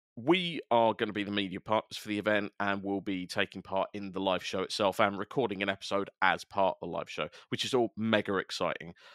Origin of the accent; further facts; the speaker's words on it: London, United Kingdom; I grew up in South East London as well